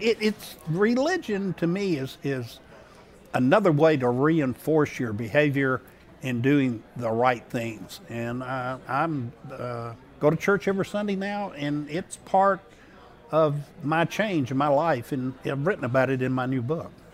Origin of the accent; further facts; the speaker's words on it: Shreveport, Louisiana, United States; I grew up in Shreveport, Louisiana